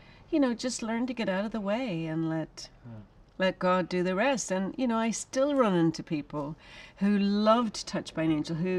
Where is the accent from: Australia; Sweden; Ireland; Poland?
Ireland; now in United States; I'm an Irish woman. I've lived in America for a long time